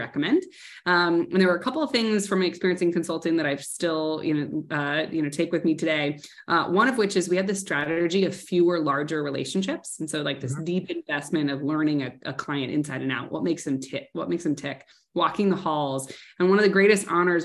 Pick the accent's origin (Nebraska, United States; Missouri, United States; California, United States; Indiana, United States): Nebraska, United States; moved away; I'm from Nebraska.